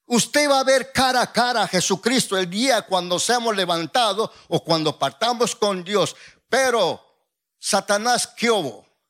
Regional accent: Oaxaca, Mexico; soy de Oaxaca

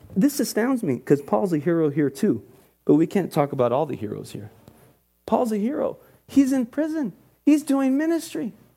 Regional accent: Oxnard, California, United States; I grew up in Oxnard Urban Church.

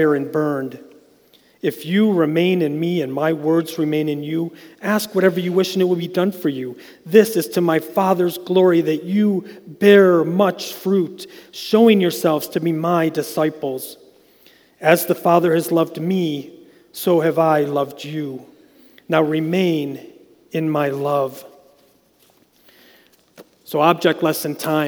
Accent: Westfield, New York, United States; I grew up in Westfield, so where I grew up, we were surrounded by grapes

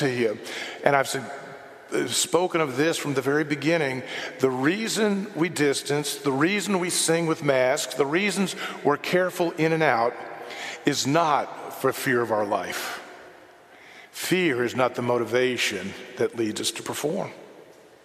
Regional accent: United States; I'm an American

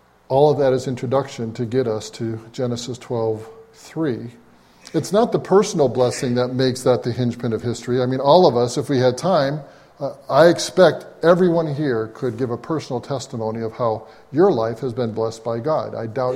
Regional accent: Springfield, Massachusetts, United States; moved away; also born or lived in upstate New York; I grew up in New England where in a public school, every morning, in a public school in Springfield, Massachusetts

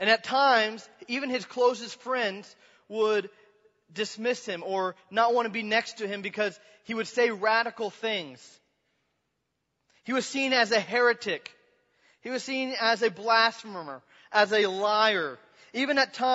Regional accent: Kansas, United States; I was from Kansas, middle of Kansas

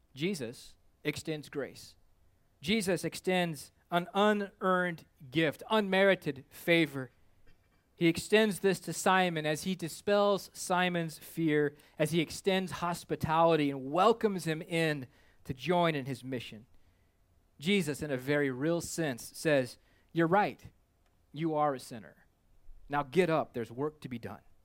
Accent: Kansas, United States; I'm a landlubber from Kansas

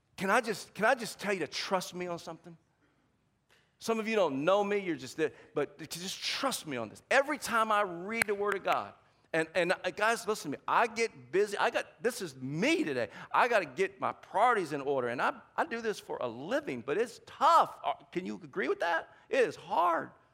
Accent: the South, United States; accent: Southern; I'm from the South, and every now and then my accent comes out.

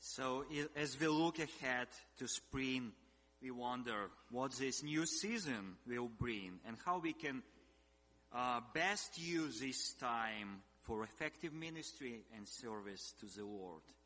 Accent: Ukraine; also born or lived in Russia; I was born in Russia, then we moved into in Ukraine

